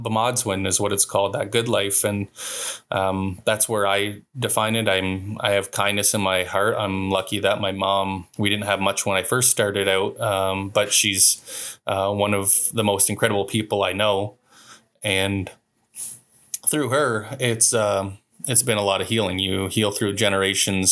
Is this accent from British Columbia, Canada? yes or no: no; Walpole Island, Ontario, Canada; I'm from Walpole